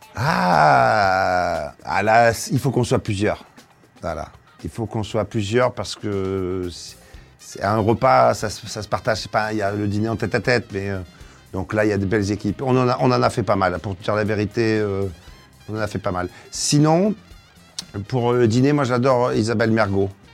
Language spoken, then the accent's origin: French; Marseille, Provence-Alpes-Côte d'Azur, France; je viens de Marseille. Et je suis un Marseillais